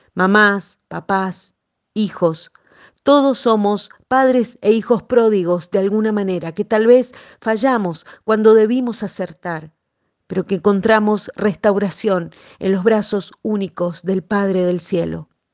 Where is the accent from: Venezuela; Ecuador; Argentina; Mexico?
Argentina; Aquí en mi país, en Argentina